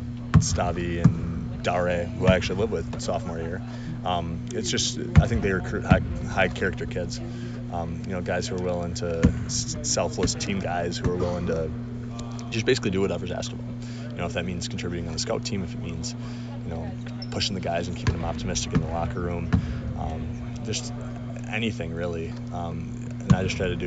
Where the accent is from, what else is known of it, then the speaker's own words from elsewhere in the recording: Appleton, Wisconsin, United States; I'm a kid from Wisconsin. I'm from Appleton. Grew up playing three sports